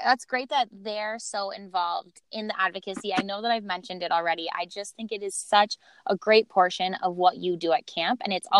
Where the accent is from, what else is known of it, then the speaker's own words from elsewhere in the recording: Montana, United States; moved away as an adult; now in North Dakota, United States; So I personally am from pretty rural states. I am from Montana. And I go to school in North Dakota right now.